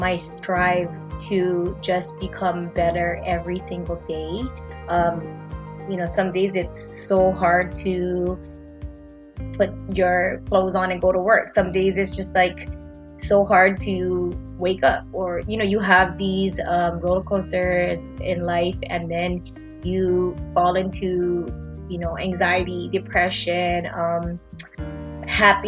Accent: Waipahu, Hawaii, United States; born and raised in Waipahu, Hawaii, the 94th

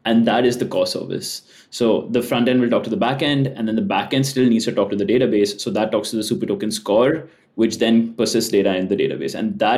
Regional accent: India; moved away as an adult; I'm actually moving. So I'm from India, but I'm currently moving to SF.

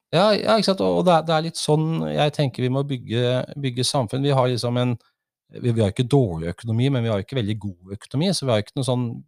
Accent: Oslo, Norway; moved away as an adult; now in Folldal, Norway; Jeg kom opprinnelig fra Oslo

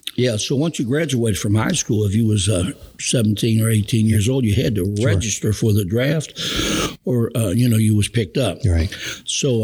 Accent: Cincinnati, Ohio, United States; I was born and raised in Cincinnati, Ohio

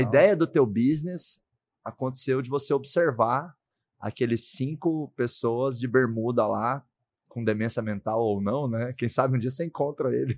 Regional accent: Goiás, Brazil; lá no Goiás, onde eu nasci

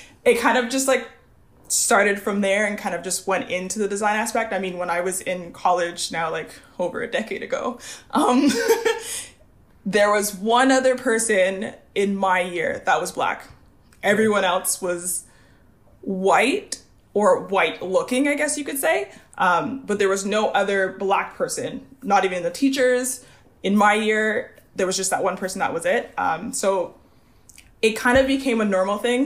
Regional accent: Montreal, Quebec, Canada; I am born and raised in Montreal, Canada

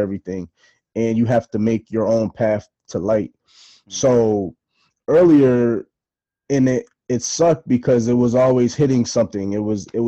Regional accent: Bristol, Connecticut, United States; also born or lived in Boston; I'm from Bristol

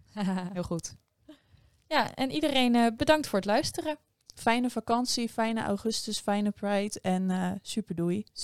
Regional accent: Delft, South Holland, Netherlands; als Delftenaar

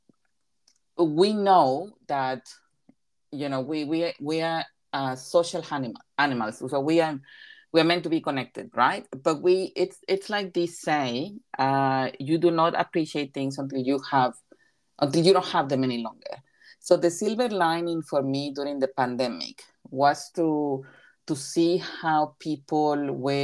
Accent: Coatzacoalcos, Veracruz, Mexico; first language Spanish; English is a second language; moved away as an adult; also born or lived in Toronto, Canada; now in New Zealand; Well, I am originally from Mexico. I was born in Coatzacoalcos, so that's in the south of Mexico, and I have been in New Zealand since 2007.

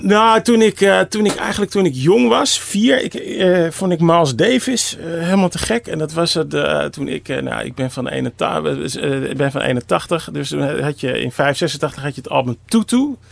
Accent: Amsterdam, North Holland, Netherlands; Ik kom uit Amsterdam

